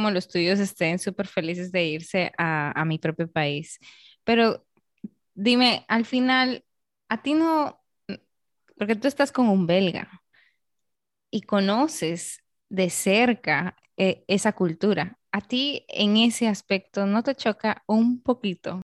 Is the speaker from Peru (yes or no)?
yes; Peru; accent: Peruvian; now in Dominican Republic; Es como que yo he perdido ya mi acento peruano, o sea, ya no lo tengo, mi familia se burla